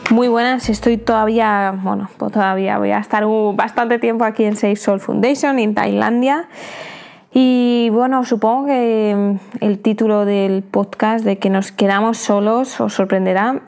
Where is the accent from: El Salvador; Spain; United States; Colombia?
Spain; also born or lived in United Kingdom; now in Thailand; siendo española, pues será mucho más sencillo entrar a mi país, aunque sea a España